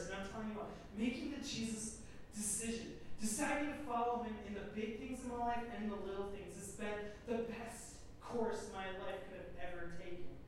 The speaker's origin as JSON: {"language": "English", "region": "Minnesota", "country": "United States", "tie": "born or raised there", "said": "America, born and raised in Minnesota."}